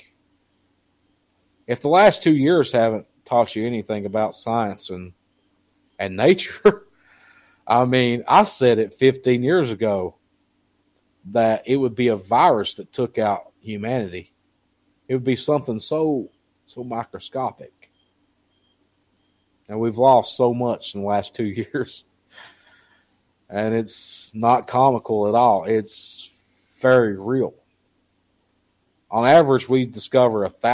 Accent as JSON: {"language": "English", "region": "Southeast Kentucky", "country": "United States", "said": "I come from Southeast Kentucky"}